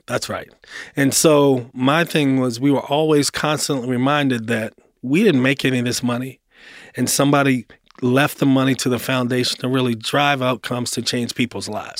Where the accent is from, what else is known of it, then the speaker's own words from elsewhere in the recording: Baltimore, Maryland, United States; moved away as an adult; also born or lived in Atlanta; now in Nashville, United States; I grew up in Baltimore. Um, Baltimore, born and raised